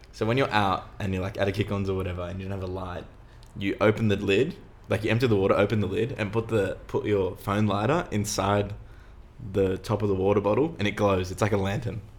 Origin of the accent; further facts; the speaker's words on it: Sydney, New South Wales, Australia; also born or lived in Earlwood; I grew up in Roselands